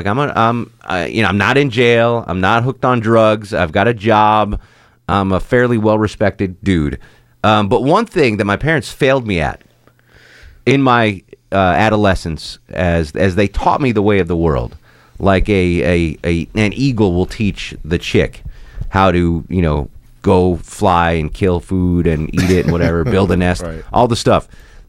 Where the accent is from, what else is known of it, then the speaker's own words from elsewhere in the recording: Connecticut, United States; So we're all raised in different backgrounds. I grew up in Connecticut.